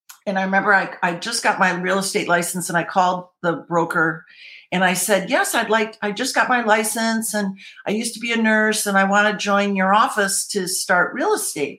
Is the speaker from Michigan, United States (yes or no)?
yes; Michigan, United States; moved away as an adult; also born or lived in Colorado; now in California, United States; I'm originally from Michigan, then moved to Colorado